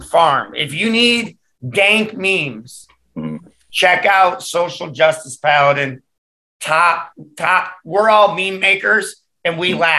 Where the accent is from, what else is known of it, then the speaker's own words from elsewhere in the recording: Michigan, United States; moved away; We're both from Michigan